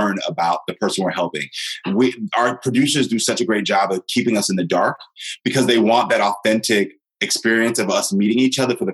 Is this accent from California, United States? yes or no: no; Houston, Texas, United States; moved away; I'm from Texas. And so Houston